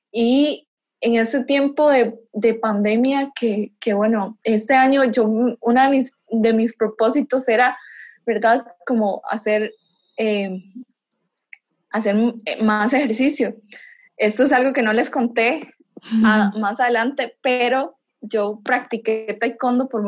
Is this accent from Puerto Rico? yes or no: no; Costa Rica; yo cuando vine aquí de Costa Rica